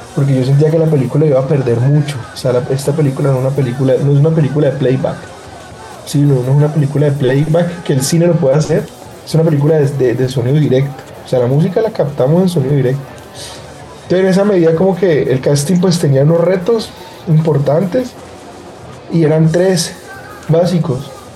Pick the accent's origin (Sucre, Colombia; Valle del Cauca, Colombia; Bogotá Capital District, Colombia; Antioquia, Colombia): Valle del Cauca, Colombia; Cali; las vivencias que yo, que yo tuve, pues pasando mi adolescencia acá en Cali